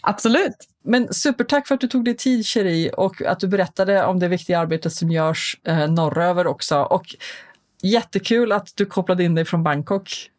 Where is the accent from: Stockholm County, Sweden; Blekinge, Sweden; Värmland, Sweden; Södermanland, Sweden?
Stockholm County, Sweden; Stockholm; jag är ju eh, någonting så ovanligt som en infödd stockholmare med lite utländskt påbrå förvisso, men jag är född faktiskt på SÖS